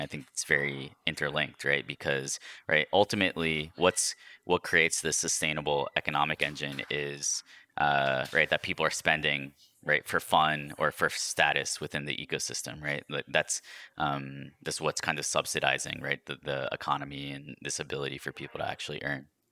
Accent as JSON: {"language": "English", "region": "New York", "country": "United States", "tie": "born or raised there", "moved": "yes", "said": "I was born in New York"}